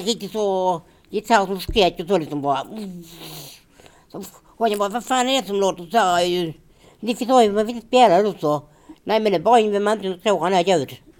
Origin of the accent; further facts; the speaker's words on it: Finja, Skåne, Sweden; när vi bodde hemma i Finja